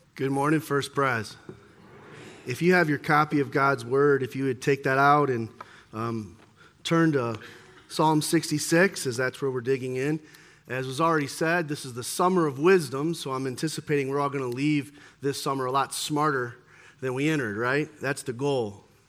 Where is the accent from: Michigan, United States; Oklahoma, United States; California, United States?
Michigan, United States; near Detroit; I grew up here near Detroit